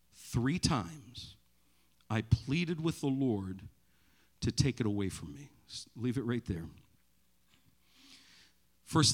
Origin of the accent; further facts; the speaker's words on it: Maine, United States; growing up in Maine